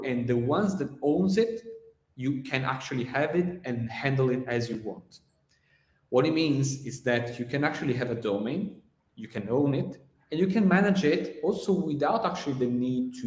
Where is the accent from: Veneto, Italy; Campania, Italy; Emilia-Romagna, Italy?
Veneto, Italy; Venice; I'm from Italy, Venice